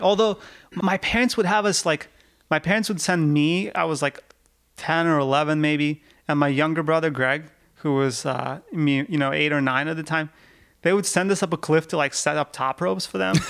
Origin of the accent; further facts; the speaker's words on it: Yekaterinburg, Sverdlovsk Oblast, Russia; now in United States; I grew up in the Yekaterinburg